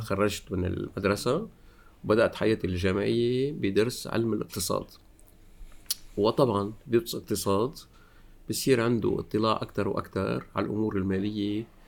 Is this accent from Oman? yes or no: no; Lebanon; moved away as an adult; also born or lived in Beirut, Lebanon / Paris, France; now in France; أنا لبناني الأصل